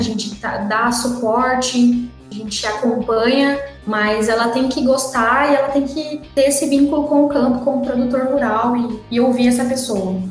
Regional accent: Mato Grosso, Brazil; Minha família é do estado de São Paulo e eu sou a única que nasci no Mato Grosso

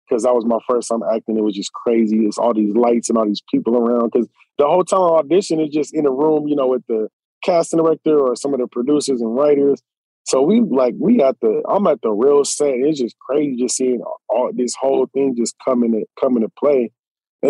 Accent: Southern California, United States; I'm from Southern Cal

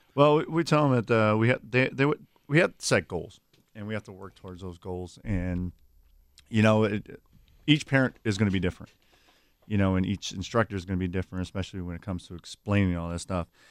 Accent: Milwaukee, Wisconsin, United States; I grew up here in the city of Milwaukee

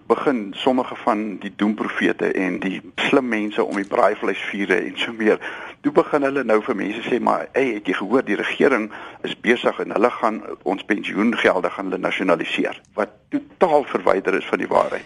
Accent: South Africa; ons as Suid-Afrikaners

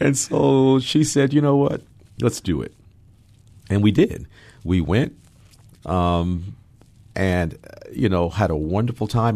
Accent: Hudson Valley, Catskill region, upstate New York, United States; moved away as an adult; now in Seattle, United States; I was born, uh, and raised in New York, um, in New York City, and, um, raised in upstate New York in the Hudson Valley, Catskill region.

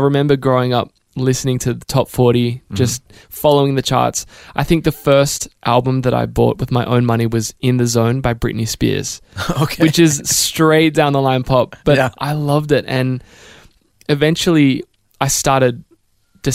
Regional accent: Melbourne, Victoria, Australia; moved away as an adult; now in Nashville, United States; So, it was actually Wantirna South. That's where we lived when we moved to Melbourne. Mm-hmm. And then we eventually landed in Box Hill and then Mount Albert. Mm-hmm. But it was a really good upbringing

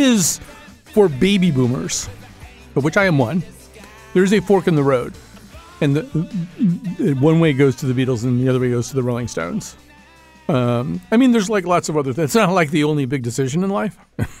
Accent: West Hartford, Connecticut, United States; I don't want to necessarily lean all the way into this statement that I'm from West Hartford.

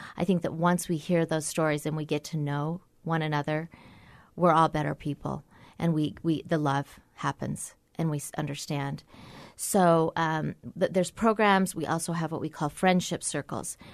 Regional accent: Orem, Utah, United States; also born or lived in Provo, Utah / Washington, D.C.; I grew up in Orem, and I went to B Y U for seven years

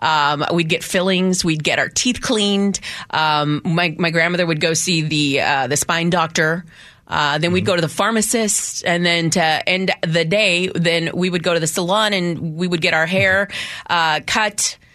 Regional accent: Texas, United States; now in Seattle, United States; my family, born and raised in Texas, and we like to say that we didn't have to cross a border. A border crossed us. Yeah. So that's how we became Americans.

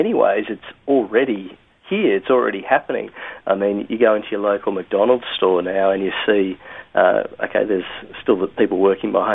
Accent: Sydney, New South Wales, Australia; moved away as an adult; also born or lived in Buenos Aires, Argentina / Philippines; I'm from Australia originally, from Sydney, born and bred, but have been living in Buenos Aires

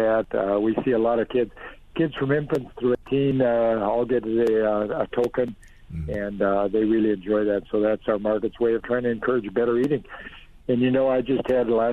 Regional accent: Duluth, Minnesota, United States; I was from Duluth, and we have trouble ripening tomatoes

